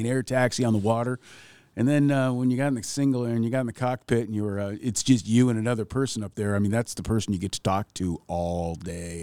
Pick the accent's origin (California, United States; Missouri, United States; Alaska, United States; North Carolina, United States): Alaska, United States; Ketchikan; growing up in Ketchikan